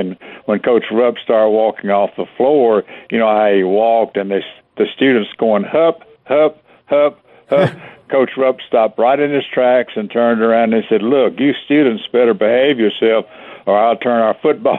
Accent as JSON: {"language": "English", "region": "Kentucky", "country": "United States", "moved": "yes", "lives_now": "Memphis, United States", "said": "I'm from Kentucky, and I moved down here in 1960"}